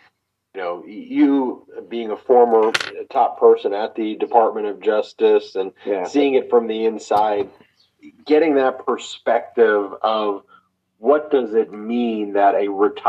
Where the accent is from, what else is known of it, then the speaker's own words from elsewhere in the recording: Long Island, New York, United States; I grew up in Long Island